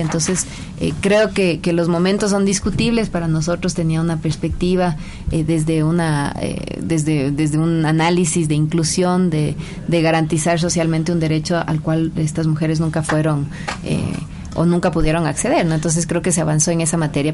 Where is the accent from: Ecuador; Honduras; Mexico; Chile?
Ecuador; tenemos como sociedad ecuatoriana